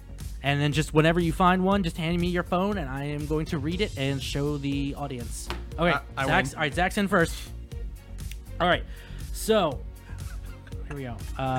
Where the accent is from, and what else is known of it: Frederick, United States; born or raised there